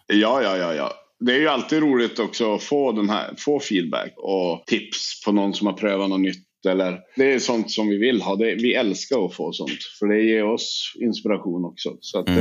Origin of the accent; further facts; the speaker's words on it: Sweden; vi i Sverige